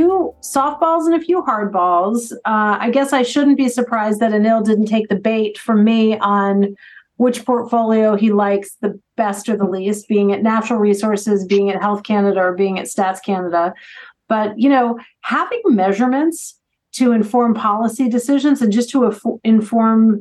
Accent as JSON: {"language": "English", "country": "United States", "said": "because I'm American"}